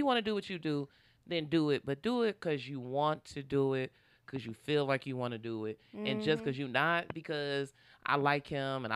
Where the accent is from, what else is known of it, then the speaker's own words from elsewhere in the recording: Detroit, Michigan, United States; moved away as an adult; also born or lived in Los Angeles; I was from Detroit